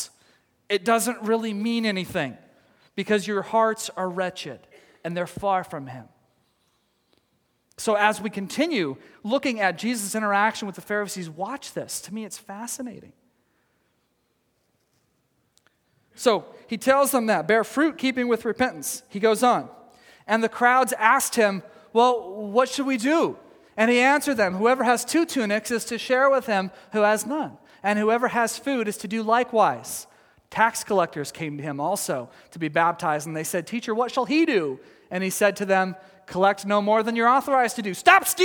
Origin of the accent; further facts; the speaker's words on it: Texas, United States; now in Oregon, United States; I come from Texas, and we didn't have these kinds of mountains or even foothills there